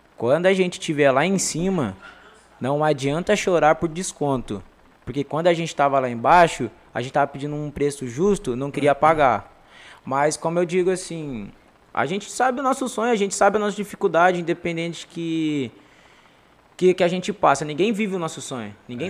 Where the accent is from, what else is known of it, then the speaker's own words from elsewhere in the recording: Nova Granada, São Paulo, Brazil; also born or lived in São José do Rio Preto; Na minha quebrada em Nova Granada